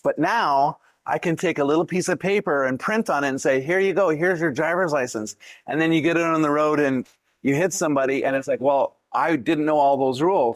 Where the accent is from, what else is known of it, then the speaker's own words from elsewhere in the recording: Canada; also born or lived in Vancouver, British Columbia; originally from Canada, born okay. born in the middle, born in the snow.